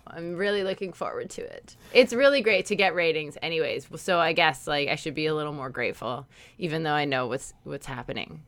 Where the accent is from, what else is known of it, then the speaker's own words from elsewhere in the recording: Canada; we're Canadian